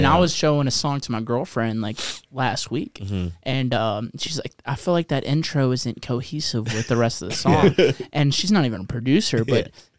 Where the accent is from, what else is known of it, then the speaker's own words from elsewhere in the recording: Mississippi, United States; I grew up in Mississippi, dude.